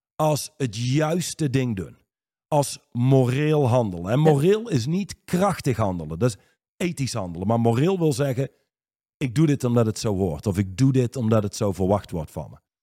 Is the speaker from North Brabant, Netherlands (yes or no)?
yes; Reusel, North Brabant, Netherlands; in Reuzel, waar ik opgegroeid ben